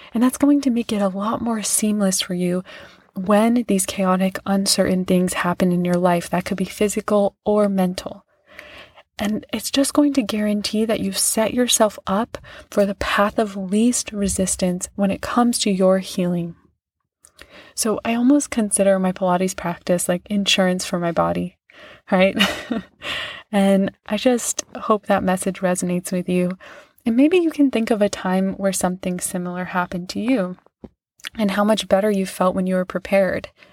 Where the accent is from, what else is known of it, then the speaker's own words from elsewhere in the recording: Lenox, Massachusetts, United States; I went to this, like, pretty fancy place where I grew up in Lenox, Massachusetts